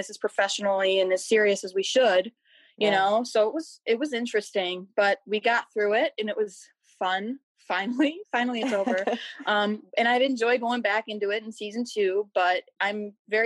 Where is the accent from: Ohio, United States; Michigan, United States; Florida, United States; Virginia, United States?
Michigan, United States; Macomb County; I'm from Michigan. I grew up in Macomb County, which is right next door.